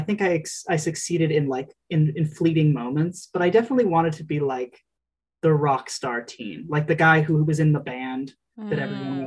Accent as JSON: {"language": "English", "region": "Utah", "country": "United States", "tie": "born or raised there", "moved": "yes", "lives_now": "Burlington, United States", "said": "I grew up in Utah"}